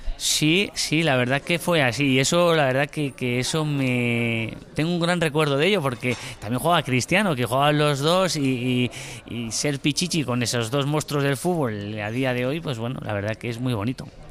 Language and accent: Spanish; Burgos, Castile and León, Spain; yo soy de Burgos